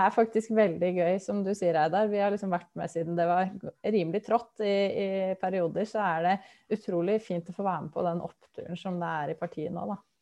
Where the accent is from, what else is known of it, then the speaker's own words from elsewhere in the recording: Lillehammer, Innlandet, Norway; moved away as an adult; now in Vestfold, Norway; Jeg kommer fra Lillehammer, så jeg har jo et bankende hjerte for, eh, for Innlandet også, i tillegg til at jeg bor i Vestfold, og bodd der i snart ti år.